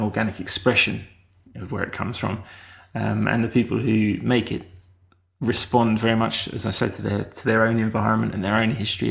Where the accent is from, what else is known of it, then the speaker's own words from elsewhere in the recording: Kent, South East England, United Kingdom; moved away as an adult; now in Melbourne, Australia; I grew up in Kent in south of England